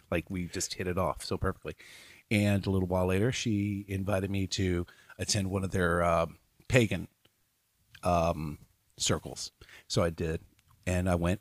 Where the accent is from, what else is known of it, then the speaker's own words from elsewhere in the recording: Louisville, Kentucky, United States; I am from Louisville